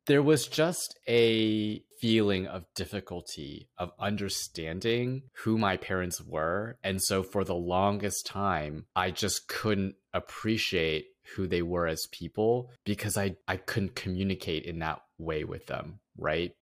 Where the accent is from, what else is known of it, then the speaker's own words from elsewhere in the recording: United States; growing up as a first generation Asian American